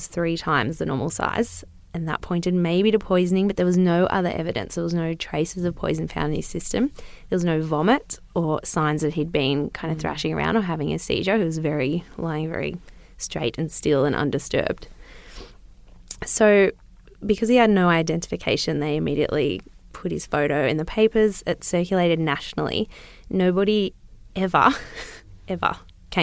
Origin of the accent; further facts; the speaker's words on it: Newcastle, New South Wales, Australia; I am a bogan from Newcastle